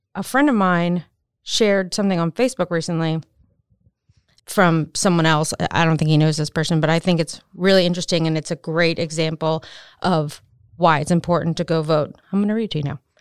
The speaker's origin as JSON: {"language": "English", "region": "Maryland", "country": "United States", "also_born_or_lived": "North Carolina", "moved": "as an adult", "said": "I went to East Carolina, but I'm from Maryland"}